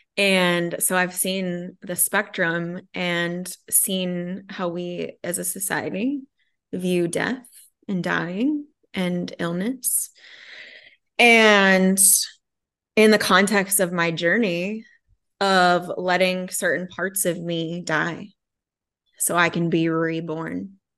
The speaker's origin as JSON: {"language": "English", "region": "Connecticut", "country": "United States", "tie": "born or raised there", "said": "I was raised in Connecticut"}